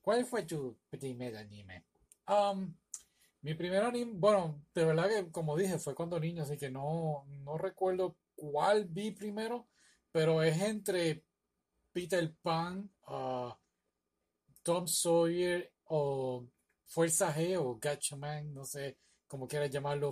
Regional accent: Puerto Rico; now in United States; yo soy de Puerto Rico

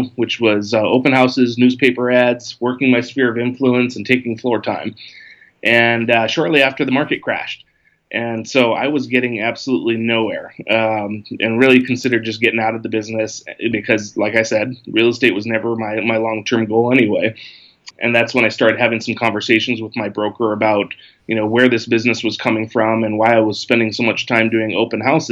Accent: Big Island of Hawaii, United States; moved away as an adult; also born or lived in Southern California; I was born and raised on the Big Island of Hawaii

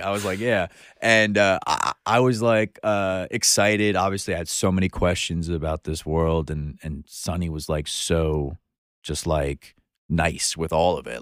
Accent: Long Island, New York, United States; moved away as an adult; now in Brooklyn, United States; I was born in, on Long Island, but you would think I was born in Brooklyn

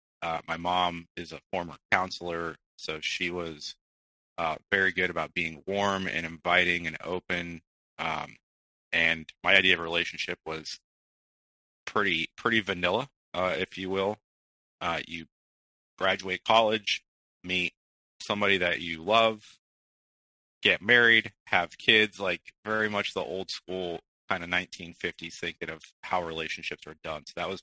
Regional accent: Midwest, United States; born there; I was born in the Midwest. My family travels quite a bit because of my father's occupation, and so we had actually moved outside of the country for a couple of years.

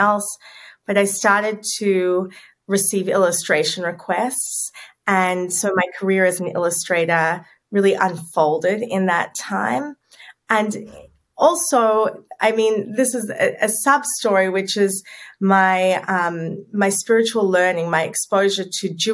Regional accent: Sydney, New South Wales, Australia; moved away as an adult; also born or lived in New York City; I grew up in Sydney, where I'm living now, but at 24, I packed my bags

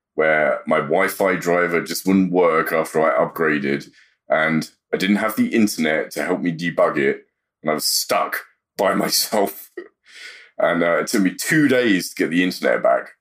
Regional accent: London, United Kingdom; moved away as an adult; now in United States; South London is, is where I was born and raised.

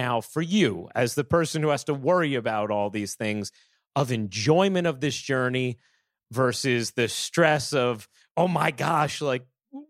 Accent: New York, United States; He goes, "Where are you from?" I was like, "New York."

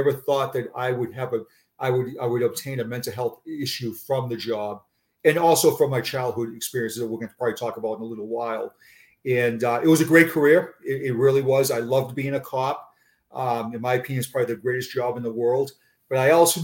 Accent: Boston, Massachusetts, United States; accent: Boston; moved away as an adult; also born or lived in Braintree, Massachusetts; now in Florida, United States; my Boston accent

